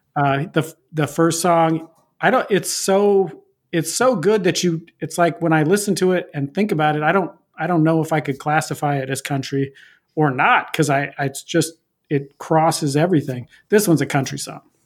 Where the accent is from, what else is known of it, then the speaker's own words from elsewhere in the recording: Pacific Northwest, United States; I'm from the Pacific Northwest